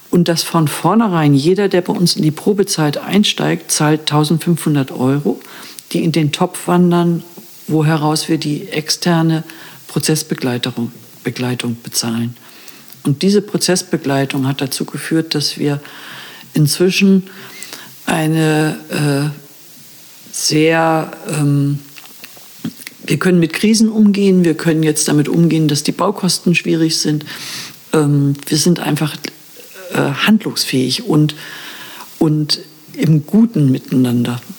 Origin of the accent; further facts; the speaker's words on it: Hamburg, Germany; now in Brandenburg, Germany; Also ich bin ursprünglich aus Hamburg.